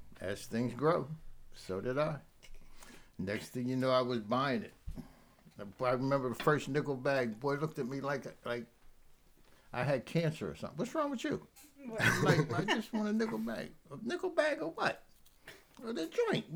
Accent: Camden, New Jersey, United States; also born or lived in Pennsauken, New Jersey; I'm from Camden. I was raised in a little town called Delaire

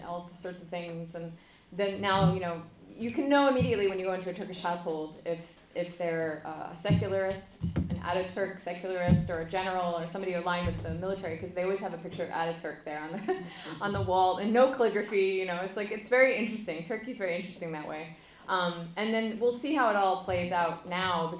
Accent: United States; me, as like an American

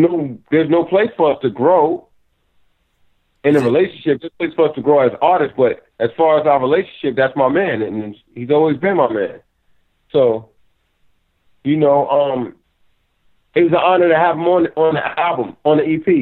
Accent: United States; I'm an artist from America

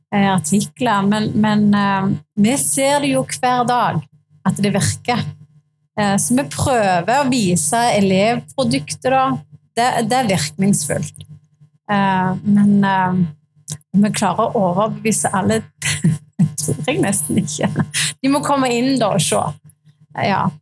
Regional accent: Bryne, Rogaland, Norway; Jeg kommer fra Bryne

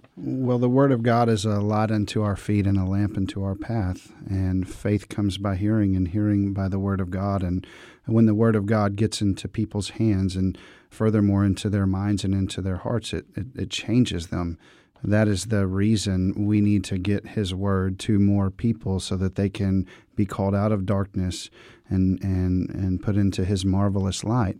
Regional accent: Dallas, Texas, United States; I grew up in the Dallas-Fort Worth, Texas area

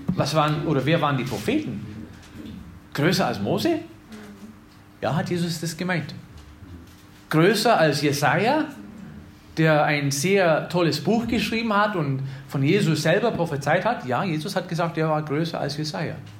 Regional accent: Wisconsin, United States; moved away; ich komme aus Wisconsin

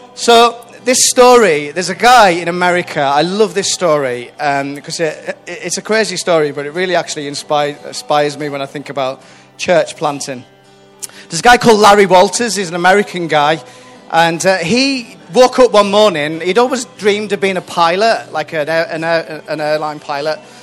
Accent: Whitehaven, North West England, United Kingdom; moved away; I'm from a place called Whitehaven, which is right up on the northwest coast of, um, of Cumbria. Uh, I was born there, raised there

